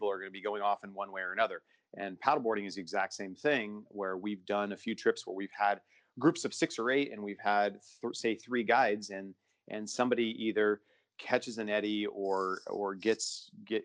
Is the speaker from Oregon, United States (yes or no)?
yes; Bend, Oregon, United States; also born or lived in Maupin, Oregon; now in Hood River, United States; I grew up in Bend, Oregon